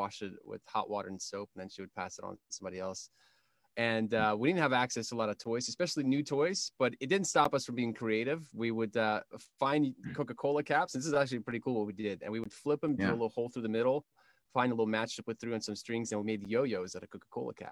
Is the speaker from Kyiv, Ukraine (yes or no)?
yes; Kyiv, Ukraine; I come from Kiev, Ukraine